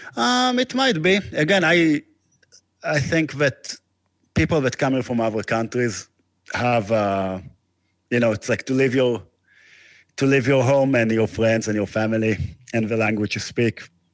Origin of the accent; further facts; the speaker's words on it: Israel; moved away; I'm from Israel